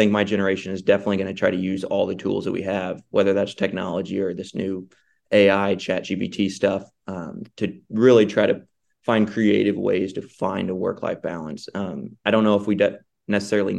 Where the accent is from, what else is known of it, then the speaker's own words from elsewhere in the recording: Missouri, United States; moved away as an adult; now in Bryan, United States; my wife and I are new here. We're originally from Missouri. We just moved here in August